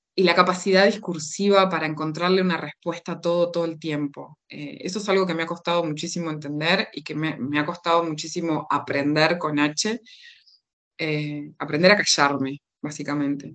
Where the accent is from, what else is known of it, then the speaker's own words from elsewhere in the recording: Uruguay; accent: Uruguayan; moved away as an adult; also born or lived in Buenos Aires, Argentina; now in Tenerife, Spain; crecí en Uruguay, me fui, eh, mi familia se fue cuando yo tenía dos años y medio, así que eh, me crié en Uruguay